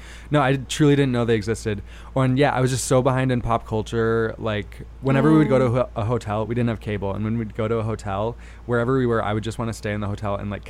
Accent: East Grand Rapids, Michigan, United States; now in New York, United States; American Pie took place in my hometown.

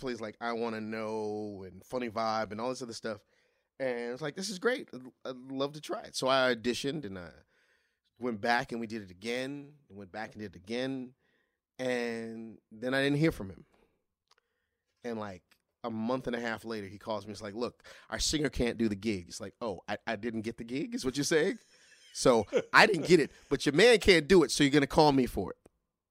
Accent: Crown Heights, New York, United States; Turns out he lives 6 blocks away from me. We're both from Crown Heights.

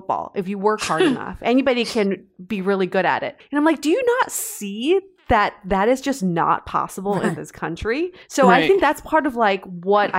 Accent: East Lansing, Michigan, United States; I grew up in East Lansing, Michigan.

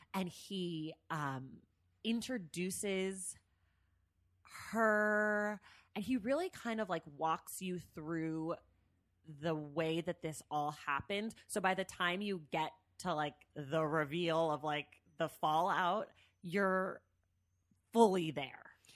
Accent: San Francisco Bay Area, California, United States; I'm from the Bay Area

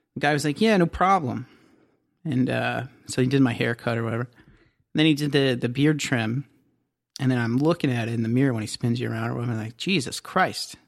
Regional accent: Southern Ohio, United States; Growing up in Southern Ohio

